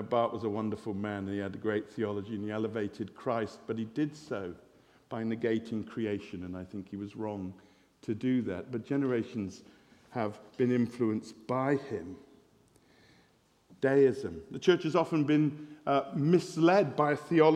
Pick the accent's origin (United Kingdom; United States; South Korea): United Kingdom; West Country, South West England; I'm from the West Country, we say farmer